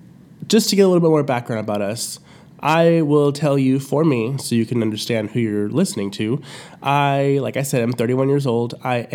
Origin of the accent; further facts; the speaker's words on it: San Antonio, Texas, United States; we are from San Antonio and we don't want to segregate anybody outside of San Antonio. We don't want to just have this be a San Antonio podcast. But when you're from San Antonio, I feel like, especially if you're born and raised here